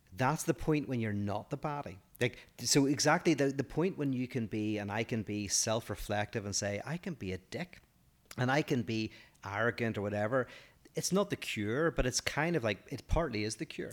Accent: Northern Ireland, United Kingdom; I'm from Northern Ireland

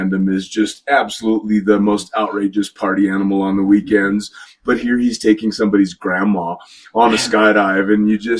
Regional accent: United States; also born or lived in Nevada / New Jersey / Dubai; As an American living in America

